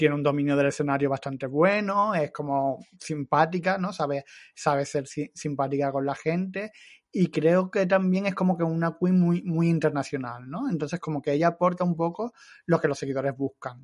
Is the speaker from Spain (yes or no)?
yes; Andalusia, Spain; son, son de mi tierra